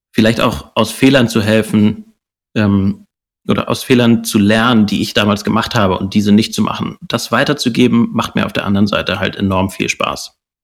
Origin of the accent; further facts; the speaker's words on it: Hamburg, Germany; Hamburger Jung